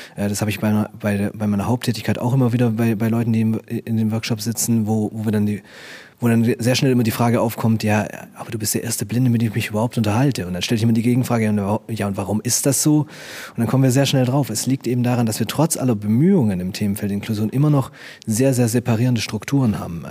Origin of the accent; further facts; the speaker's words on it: Stuttgart, Baden-Württemberg, Germany; ich komme aus Stuttgart